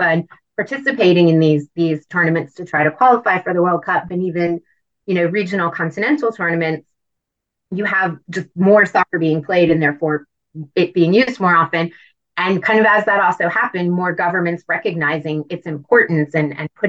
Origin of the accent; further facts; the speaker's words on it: United States; I'm an American